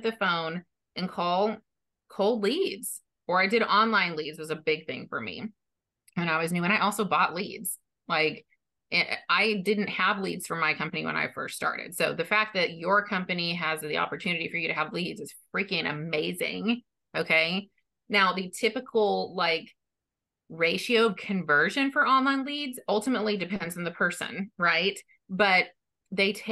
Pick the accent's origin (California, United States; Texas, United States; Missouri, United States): Texas, United States; I'm from Texas